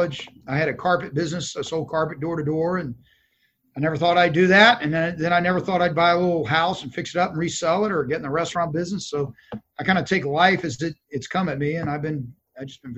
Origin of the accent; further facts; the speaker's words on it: Dallas, Texas, United States; I am. I was born in Dallas